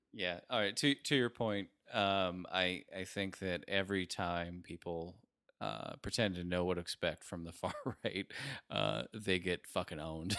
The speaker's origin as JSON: {"language": "English", "region": "Rust Belt", "country": "United States", "tie": "born or raised there", "said": "another Rust Belt town where I grew up"}